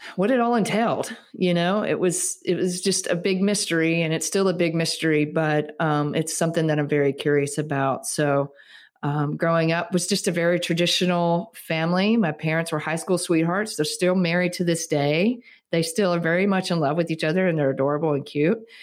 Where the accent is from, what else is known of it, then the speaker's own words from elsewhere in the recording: Starkville, Mississippi, United States; moved away as an adult; also born or lived in Colorado; I grew up in Starkville, Mississippi, which is where Mississippi State University is